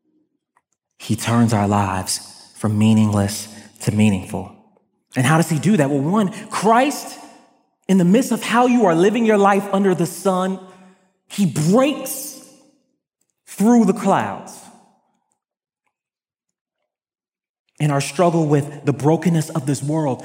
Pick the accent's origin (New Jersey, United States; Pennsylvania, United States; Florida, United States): Florida, United States; Broward County, South; I grew up in Broward County, South Florida